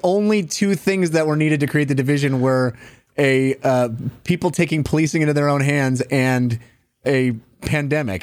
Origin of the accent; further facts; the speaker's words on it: the Delta in the Bay Area, California, United States; moved away; I grew up on the Delta in the Bay Area, and we grew up boating